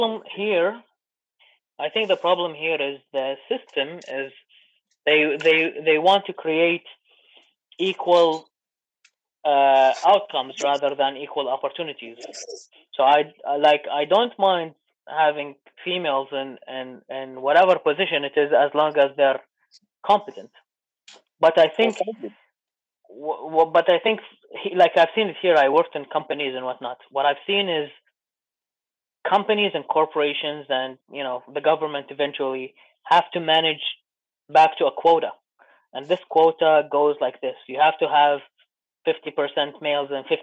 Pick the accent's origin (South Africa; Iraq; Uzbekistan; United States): Iraq; moved away; I'm from Iraq